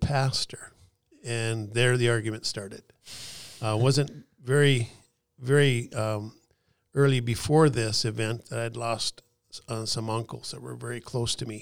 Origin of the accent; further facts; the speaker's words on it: McKenzie County, Western North Dakota, United States; In Western North Dakota, where I grew up in McKenzie County